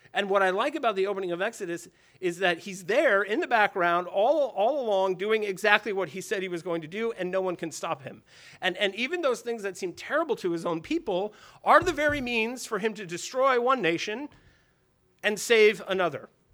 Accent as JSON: {"language": "English", "country": "United States", "said": "I am an American"}